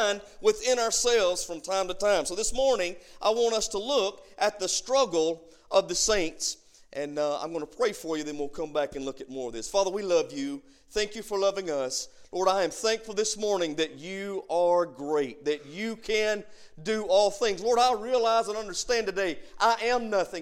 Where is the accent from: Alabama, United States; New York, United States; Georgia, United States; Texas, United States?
Alabama, United States; Boardtree Bottom; I'm from Boardtree Bottom, Alabama. I'm from right over here on 19